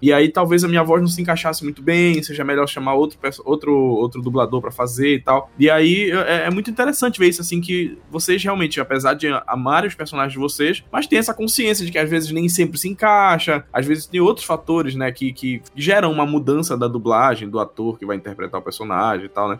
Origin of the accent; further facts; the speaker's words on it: Belém, Pará, Brazil; somos de Belém